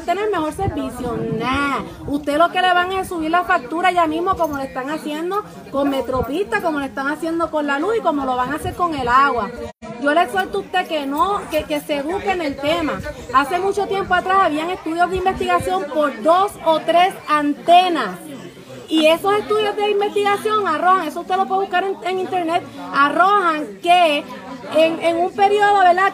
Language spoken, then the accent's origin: Spanish; Ciales, Puerto Rico; also born or lived in Morovis; original, soy de Ciales